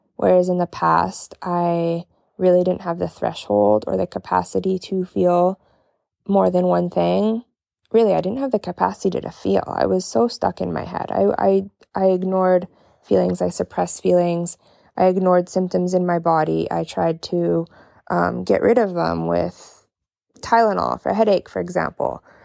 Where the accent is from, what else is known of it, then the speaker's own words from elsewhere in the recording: Canada; from Canada